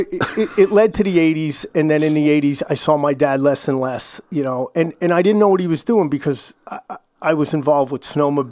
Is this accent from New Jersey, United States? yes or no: yes; Flemington, New Jersey, United States; moved away; also born or lived in New Brunswick, New Jersey; I was born in New Brunswick. For those of you who don't know, New Brunswick, New Jersey is famous for Rutgers University.